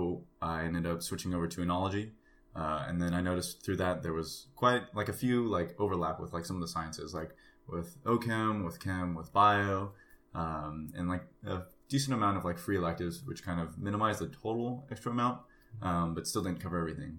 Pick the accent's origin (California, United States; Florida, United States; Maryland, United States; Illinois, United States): California, United States; Union City; I'm from the Bay Area, Union City